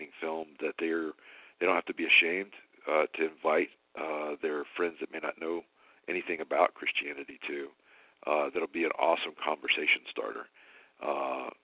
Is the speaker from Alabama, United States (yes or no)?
yes; Alabama, United States; I'm from Alabama